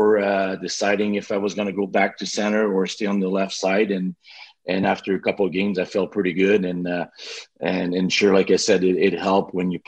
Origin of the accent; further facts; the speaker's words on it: Quebec City, Quebec, Canada; accent: Quebec City; English is a second language; moved away as an adult; I still have my little accent from Quebec City, but at first I was not speaking too much English